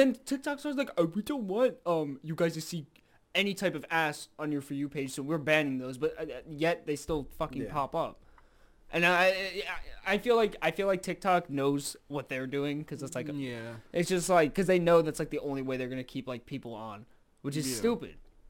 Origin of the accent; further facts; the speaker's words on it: New York, United States; I'm from Harlem.